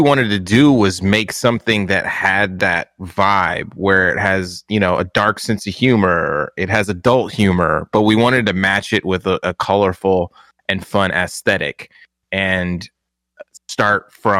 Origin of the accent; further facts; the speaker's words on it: San Diego, California, United States; I came from San Diego, moved to the Bay Area for this IGN, this whole IGN experience.